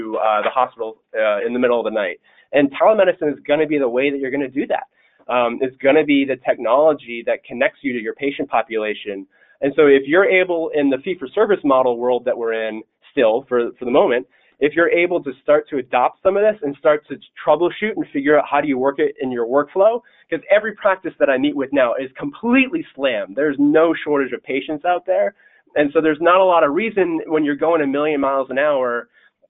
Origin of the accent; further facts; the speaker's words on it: the Adirondacks, upstate New York, United States; now in Delaware, United States; upstate New York, where I'm originally from, I'm actually from the Adirondacks, which is woods, and that's all rural